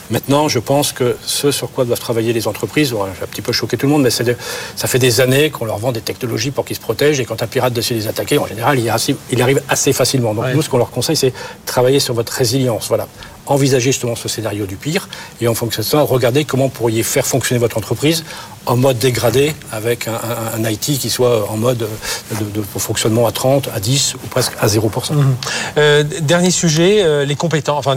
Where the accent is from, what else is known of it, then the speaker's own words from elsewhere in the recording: France; Non, on est français, on peut dire, on a la meilleure technologie du monde.